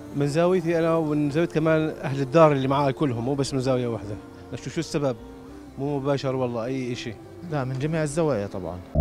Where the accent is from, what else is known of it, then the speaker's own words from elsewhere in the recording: Jordan; عندنا بالأردن